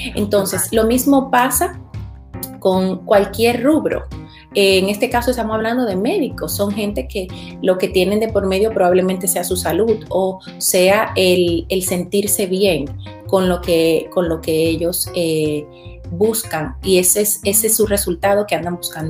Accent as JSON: {"language": "Spanish", "country": "Dominican Republic", "moved": "yes", "lives_now": "Florida, United States", "said": "Yo vivo en los Estados Unidos, en Florida, pero soy originaria de República Dominicana."}